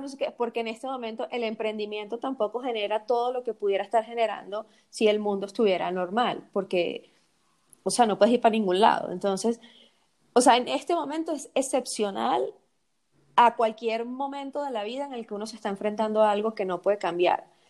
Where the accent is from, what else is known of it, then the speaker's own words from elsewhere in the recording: Venezuela; nosotras que somos venezolanas